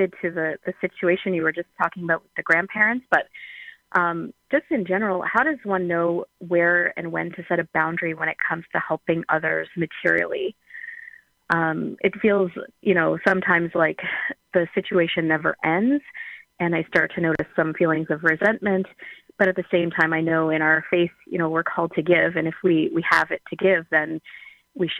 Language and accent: English; Ontario, Canada; I'm Canadian